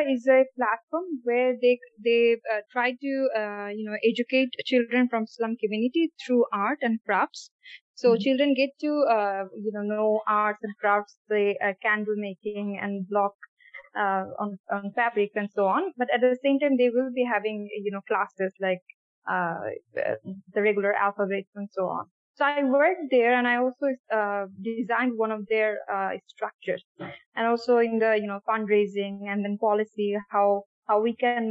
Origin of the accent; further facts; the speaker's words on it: Bangladesh; I'm from Bangladesh, as you said, and I'm based on Dhaka currently.